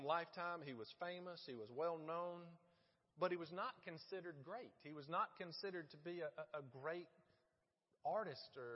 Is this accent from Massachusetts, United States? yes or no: no; Middle Georgia, United States; now in Florence, United States; growing up in Middle Georgia in the 80s, we had very limited options for entertainment.